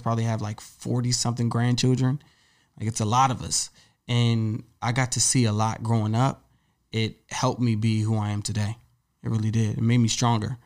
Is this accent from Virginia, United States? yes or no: yes; Woodbridge, Virginia, United States; moved away as an adult; now in New York City, United States; I grew up in Woodbridge, Virginia